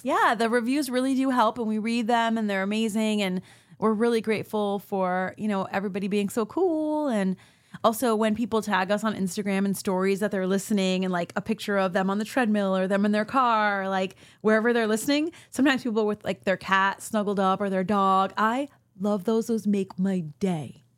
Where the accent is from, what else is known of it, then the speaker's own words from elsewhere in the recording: United States; for me as an American